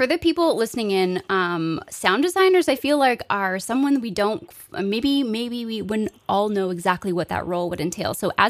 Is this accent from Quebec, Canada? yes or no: no; Kingston, Ontario, Canada; Marta and I being Kingston natives